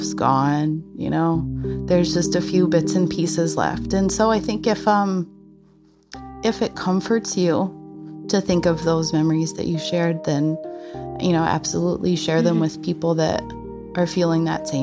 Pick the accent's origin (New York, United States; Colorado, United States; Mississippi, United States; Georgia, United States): Colorado, United States; moved away as an adult; now in Pennsylvania, United States; I'm from Colorado.